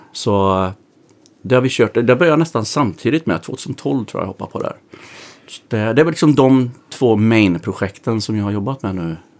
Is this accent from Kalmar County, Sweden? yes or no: no; Västergötland, Västra Götaland, Sweden; Vi är västgötar bägge två